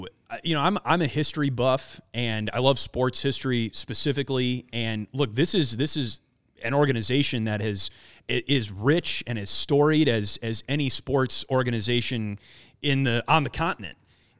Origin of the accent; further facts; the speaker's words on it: Midwest, United States; and look, I grew up in the Midwest, so I think I understand